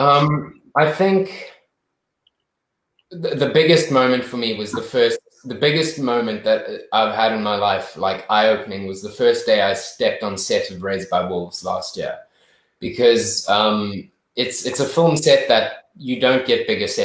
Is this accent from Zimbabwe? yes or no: yes; Zimbabwe; growing up in Zim